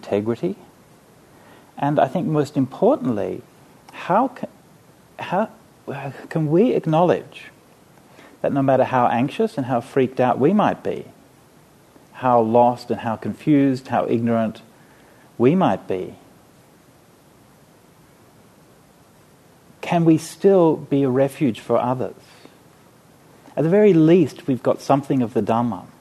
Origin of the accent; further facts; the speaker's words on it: Australia; I was from Australia